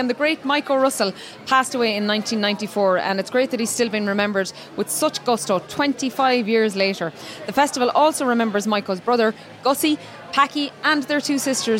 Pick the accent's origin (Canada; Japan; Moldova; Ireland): Ireland; Galway, Connacht; now in County Clare, Ireland; I am a Galway woman, but I've made my home in Fecal in County Clare